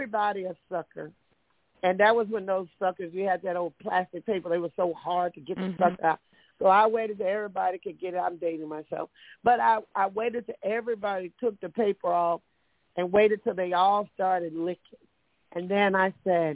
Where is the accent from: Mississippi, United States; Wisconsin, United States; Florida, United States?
Mississippi, United States; Meridian; now in Bay Area, United States; growing up in Mississippi.